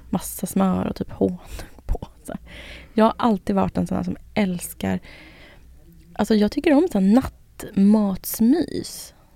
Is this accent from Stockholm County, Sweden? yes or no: yes; Södertälje, Stockholm County, Sweden; Jag är från Södertälje, det är liksom kebabens stad